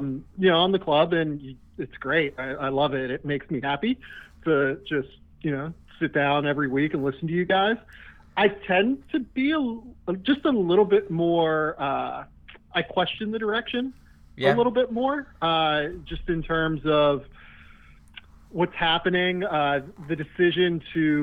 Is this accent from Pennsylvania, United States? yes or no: yes; Pittsburgh, Pennsylvania, United States; moved away; I'm from Pittsburgh originally